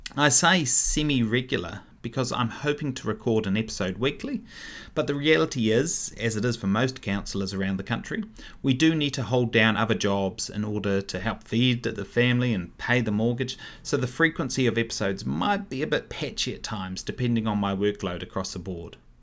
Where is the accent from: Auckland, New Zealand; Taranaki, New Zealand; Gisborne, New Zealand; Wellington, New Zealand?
Wellington, New Zealand; also born or lived in Upper Hutt / Melbourne / London / Martinborough; now in Paraparaumu, New Zealand; I was born in Upper Hutt. I was raised in Wellington